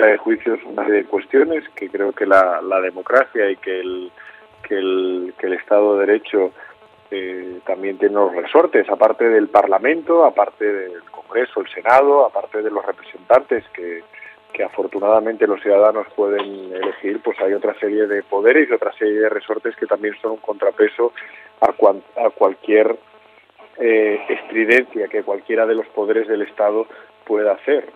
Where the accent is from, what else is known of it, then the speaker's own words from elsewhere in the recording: San Facundo, Asturias, Spain; mi pueblo, un pueblo precioso, San Facundo, en el concejo de Tineo